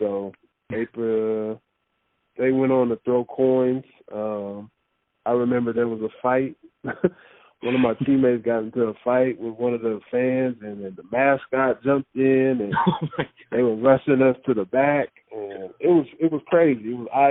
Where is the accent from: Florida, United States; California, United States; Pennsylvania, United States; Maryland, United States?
California, United States; Los Angeles; Growing up in Los Angeles, seeing Magic Johnson play for the first time, watching the Lakers in the 80s